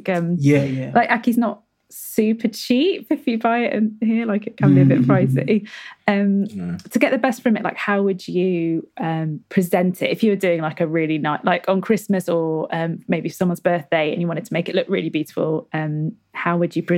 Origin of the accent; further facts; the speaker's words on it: Nottingham, East Midlands, United Kingdom; The thing is, I sometimes get in trouble because I'm from Nottingham, and then occasionally I pronounce stuff like, because my husband's from London, and I think I sort of change my voice depending on who I speak to.